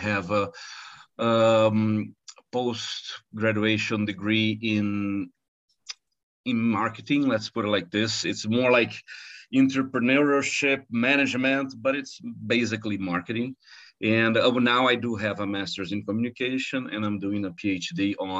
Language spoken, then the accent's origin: English; Rio de Janeiro, Brazil; also born or lived in United States / Netherlands; I was born and raised in Rio de Janeiro, in Brazil. And I think that ever since I was 16, I'd say, every 10 years, I leave Brazil.